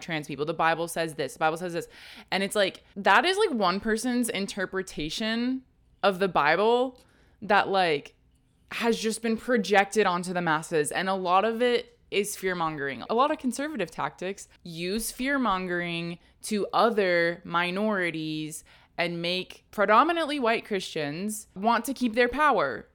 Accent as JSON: {"language": "English", "region": "Texas", "country": "United States", "tie": "born or raised there", "said": "because I grew up in Texas."}